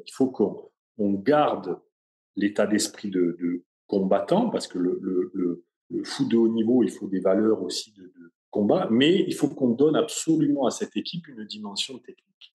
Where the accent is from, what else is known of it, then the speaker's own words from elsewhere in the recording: Sanary-sur-Mer, Provence-Alpes-Côte d'Azur, France; je suis de Sanary